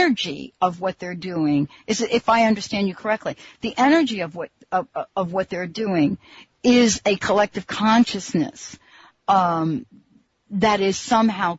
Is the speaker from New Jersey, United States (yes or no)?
yes; New Jersey, United States; also born or lived in New York; now in Seattle, United States; I was born in New York, grew up in New Jersey